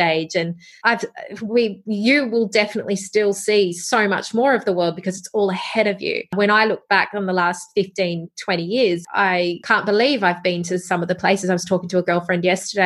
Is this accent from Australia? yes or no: yes; Wollongong, New South Wales, Australia; I was from Wollongong. I grew up there.